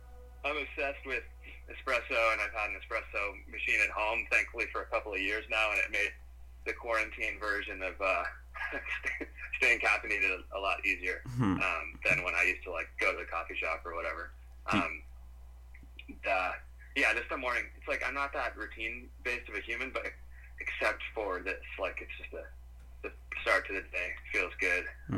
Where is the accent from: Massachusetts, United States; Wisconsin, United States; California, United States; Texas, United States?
Massachusetts, United States; Boston; also born or lived in Vermont; I mean, I'm from Boston, and... I lived in Vermont for 5 years